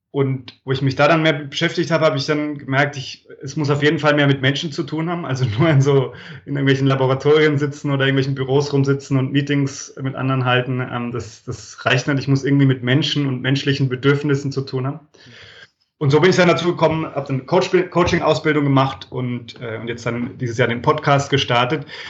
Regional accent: Franconia, Bavaria, Germany; also born or lived in abroad; now in Freiburg, Germany; ich komme aus dem schönen Frankenland. Hm. Ich, ich wohne da, also bei Würzburg, Schweinfurt, aber ich wohne da schon länger nicht mehr.

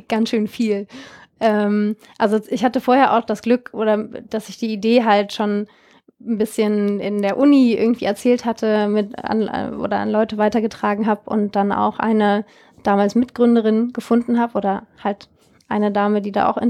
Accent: Germany; inwiefern hängt eigentlich Deutschland, das Land, wo ich herkomme, in solchen Rohstoffkonflikten wie Peru oder auch Philippinen oder Südafrika mit drin

